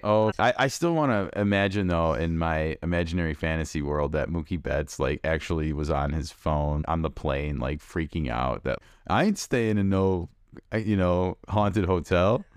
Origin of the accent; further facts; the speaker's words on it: Chicago, Illinois, United States; I listened to a lot of Steve Stone growing up in Chicago